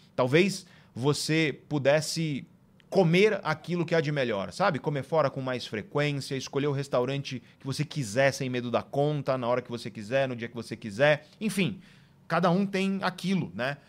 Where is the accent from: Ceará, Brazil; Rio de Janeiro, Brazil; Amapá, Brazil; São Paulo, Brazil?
São Paulo, Brazil; Guarujá; moved away as an adult; also born or lived in Santos; now in São Paulo, Brazil; eu sou do litoral de São Paulo, né? Eu nasci em Santos e eu cresci no Guarujá